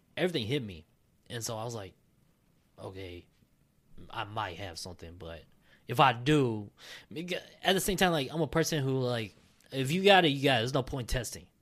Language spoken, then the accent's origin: English; Minnesota, United States; I was born and raised in Minnesota